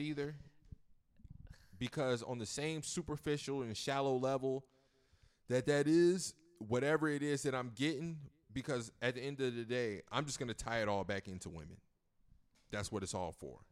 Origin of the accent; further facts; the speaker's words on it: Virginia, United States; I'm from Virginia.